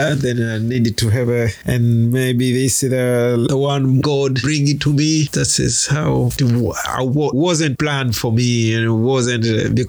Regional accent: Zanzibar, Tanzania; moved away as an adult; now in Tasmania, Australia; I was born and raised in the island of Zanzibar in 1967. Born and raised in Zanzibar, and all my life is Zanzibar until 1999. That's the time I moved from Zanzibar to Tasmania.

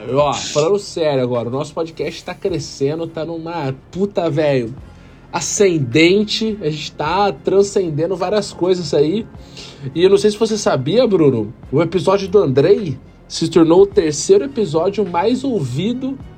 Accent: Itapira, São Paulo, Brazil; now in Campinas, Brazil; Isso, eu sou de Itapira.

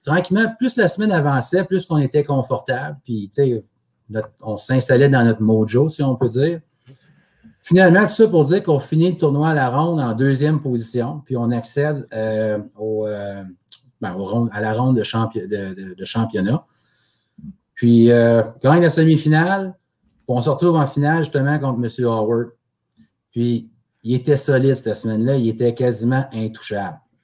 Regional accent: Amos, Quebec, Canada; moved away as an adult; now in Gatineau, Canada; je suis né à Moss, puis j'y ai habité, là, je vous dirais, euh, jusqu'à la fin de mon secondaire

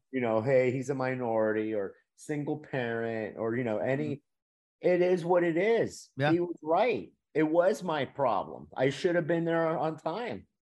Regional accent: Miami, Florida, United States; moved away as an adult; also born or lived in Louisiana; I'm from Miami, out of state tuition

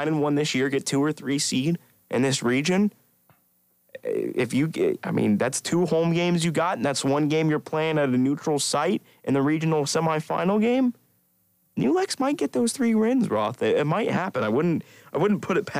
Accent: Central Ohio, United States; I'm from Central Ohio

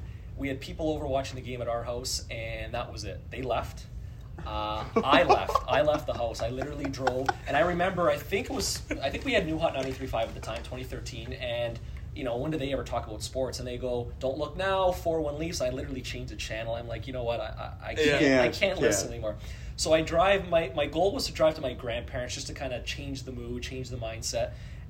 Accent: Massachusetts, United States; And you know, growing up in Titletown, which Mace now says is LA, but you know, I've been fortunate enough to see the Bruins win in 2011, the Red Sox in 04, 07, 13, 18.

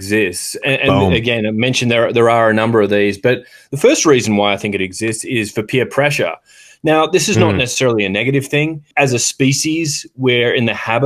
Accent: Australia; moved away as an adult; now in United States; I've lived in the US for 13 years and I don't think I have an American accent at all. I mean, there are certain words that I say in place of words that I would have used growing up in Australia.

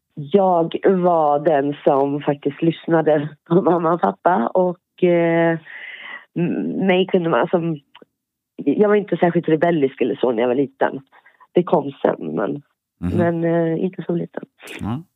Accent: Björklinge, Uppsala County, Sweden; moved away as an adult; now in Poland; Jag är född eh, norr om Uppsala, i Björklinge. Mm. Och sen ännu lite längre in, en liten by, Spångaringen

